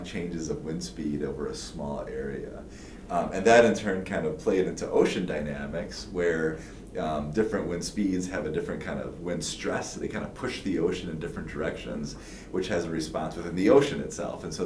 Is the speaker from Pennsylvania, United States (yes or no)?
no; Lake Geneva, Wisconsin, United States; moved away as an adult; also born or lived in Madison, Wisconsin; now in Kansas, United States; I'm originally from Wisconsin